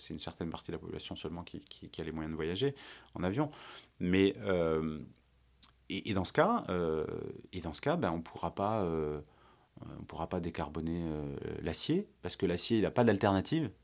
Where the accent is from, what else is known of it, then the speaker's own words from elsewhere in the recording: France; en tant que, en tant que Français